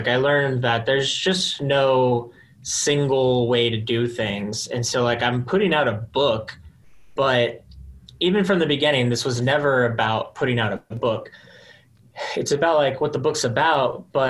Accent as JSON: {"language": "English", "region": "Texas", "country": "United States", "said": "Yeah, I was going to say that I'm from Texas. So I love wearing like pearl snap button ups."}